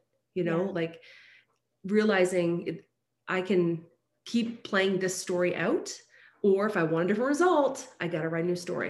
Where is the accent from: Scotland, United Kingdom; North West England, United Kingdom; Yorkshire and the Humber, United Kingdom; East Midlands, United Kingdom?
Scotland, United Kingdom; born there; moved away; And I was like, my parents came from Scotland. Yes. I was born in Scotland, came here.